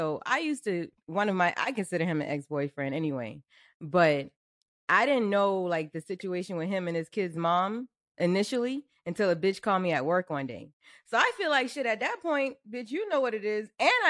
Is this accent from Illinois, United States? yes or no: no; Charleston, South Carolina, United States; accent: Geechee; I'm from Charleston.